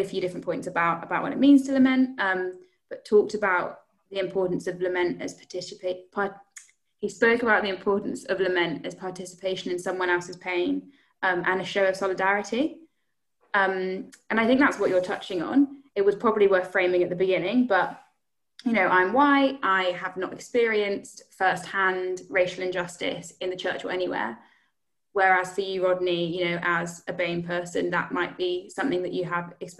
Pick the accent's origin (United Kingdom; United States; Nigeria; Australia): United Kingdom; as British people